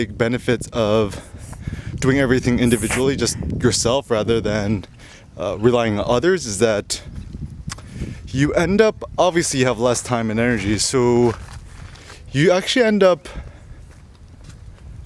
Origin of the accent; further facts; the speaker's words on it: United States; growing up in America